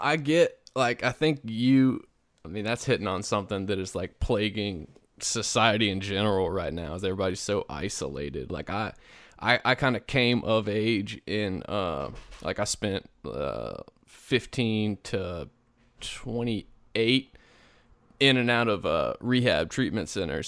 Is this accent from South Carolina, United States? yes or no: yes; South Carolina, United States; moved away; originally I'm from South Carolina.